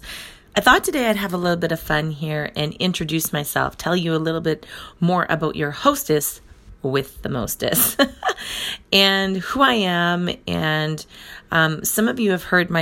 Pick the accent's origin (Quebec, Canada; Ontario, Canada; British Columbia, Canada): Ontario, Canada; Thunder Bay; also born or lived in Rainy River, Ontario; My hometown is in Thunder Bay, Ontario, Canada. So I am in Northern Ontario. It's a small community of about 120,000 people, and I was born and raised here.